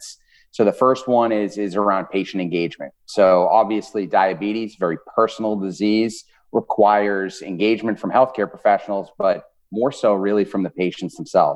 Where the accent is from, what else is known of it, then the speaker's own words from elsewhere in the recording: Boston, Massachusetts, United States; now in Indianapolis, United States; If you guys are picking up an accent at all, I am originally from Boston. So I'm a Northeast guy through and through, but I am living in Indianapolis now